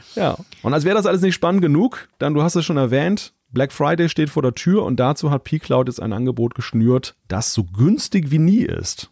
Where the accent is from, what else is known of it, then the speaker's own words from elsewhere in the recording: Northern Germany, Germany; ich als Norddeutscher